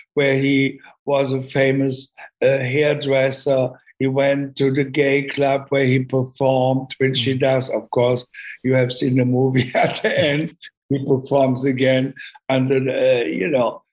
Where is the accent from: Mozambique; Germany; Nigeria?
Germany; English is a second language; moved away as an adult; also born or lived in London; I grew up in Germany